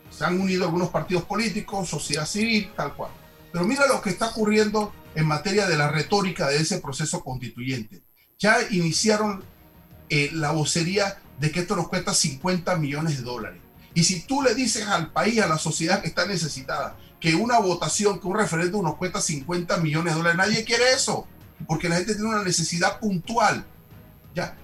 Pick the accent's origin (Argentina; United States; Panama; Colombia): Panama; nos une como panameños